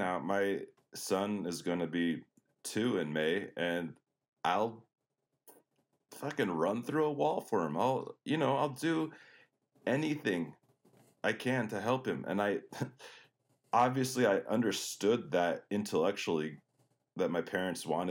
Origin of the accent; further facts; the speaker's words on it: Denver, Colorado, United States; moved away; I grew up in Denver, Colorado. I was born, I like to say, at the foot of the Rocky Mountains